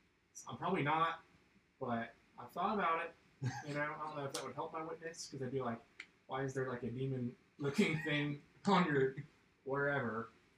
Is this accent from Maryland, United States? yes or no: no; Point Pleasant, West Virginia, United States; moved away; you know I'm from Point Pleasant